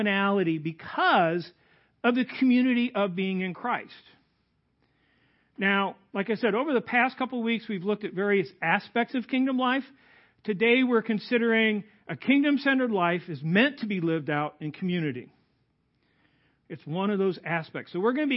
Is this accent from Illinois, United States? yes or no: yes; Goodfield, Illinois, United States; also born or lived in Lacon, Illinois; I grew up outside of Goodfield.